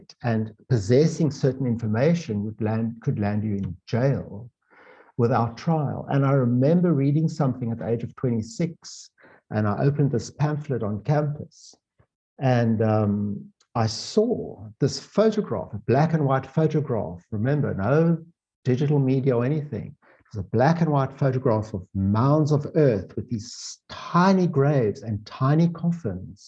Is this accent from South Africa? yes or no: yes; South Africa; a white South African, of this particular age that I am, of 62